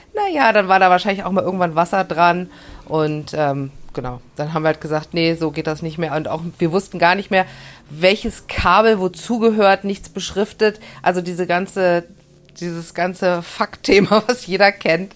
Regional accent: Germany; ich bin ja in der Eifel geboren

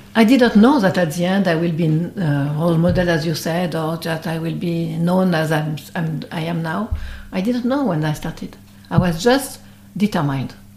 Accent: Brittany, France; English is a second language; I'm from Brittany

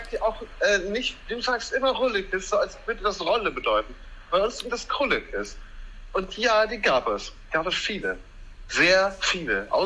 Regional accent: Münster, North Rhine-Westphalia, Germany; ich bin in meiner alten Heimat in Münster zu Besuch

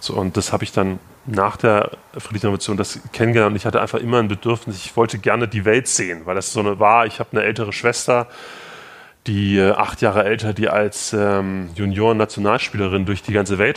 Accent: Gera, Thuringia, Germany; also born or lived in Potsdam; Ich habe schon ähm, davor in äh, Gera, meiner Heimatstadt in Thüringen, äh, Kontakt zur Bürgerrechtsbewegung innerhalb der, der, aus der ehemaligen DDR gehabt.

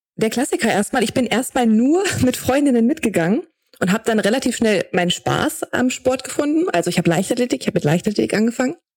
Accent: Braunschweig, Lower Saxony, Germany; moved away as an adult; dann bin ich aus Braunschweig, wo ich ursprünglich herkomme, weggezogen

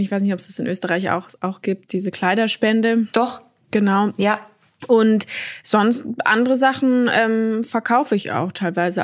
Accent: Berlin, Germany; ich bin in Berlin aufgewachsen

